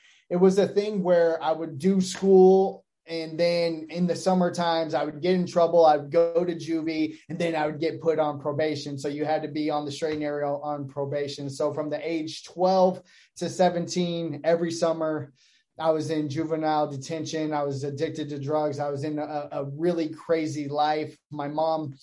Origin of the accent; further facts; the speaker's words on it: Phoenix, Arizona, United States; I grew up in Maryvale here locally.